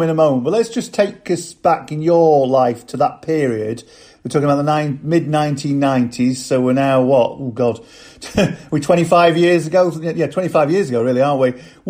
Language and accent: English; near Grimethorpe, Yorkshire and the Humber, United Kingdom; I grew up in a mining community, actually in South Yorkshire, not far from Grimethorpe